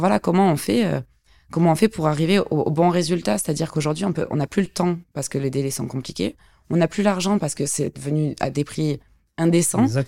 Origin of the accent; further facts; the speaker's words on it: Montpellier, Occitania, France; je suis une sudiste, une vraie. Je suis de Montpellier, d'un petit village à côté, je dirais même